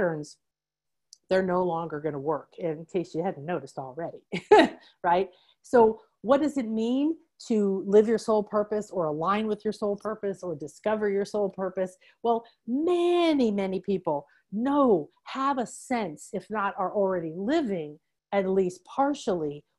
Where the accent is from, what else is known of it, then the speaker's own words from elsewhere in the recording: Chicago, Illinois, United States; I was raised in the Midwest in Chicago by a banker and a nurse